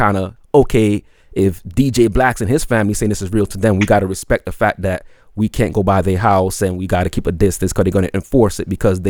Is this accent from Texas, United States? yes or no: no; New York City, New York, United States; now in Atlanta, United States; I was born in Brooklyn, and my uncles still live up there